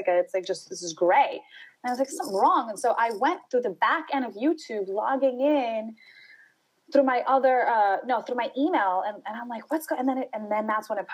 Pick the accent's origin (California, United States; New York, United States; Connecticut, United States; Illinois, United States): New York, United States; New York City; I grew up in Brooklyn, New York